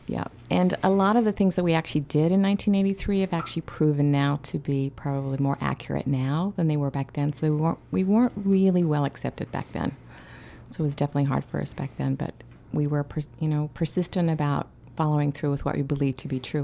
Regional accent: Australia; I grew up in Australia, and I spent a lot of time in Aboriginal caves

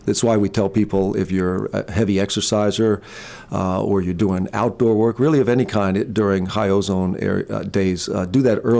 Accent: Jersey Shore, New Jersey, United States; as a kid growing up on the Jersey Shore

